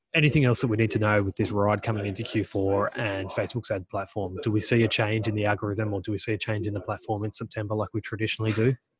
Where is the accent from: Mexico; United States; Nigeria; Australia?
Australia